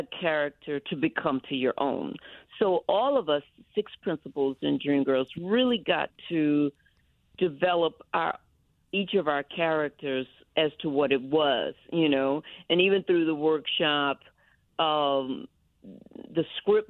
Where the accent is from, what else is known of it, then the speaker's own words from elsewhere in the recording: Texas, United States; moved away; also born or lived in New York; I'm from Texas